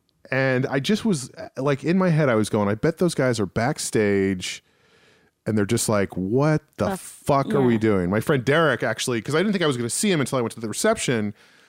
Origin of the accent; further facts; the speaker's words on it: New Rochelle, New York, United States; moved away; also born or lived in Massachusetts; My hometown is celebrating its 325th anniversary of township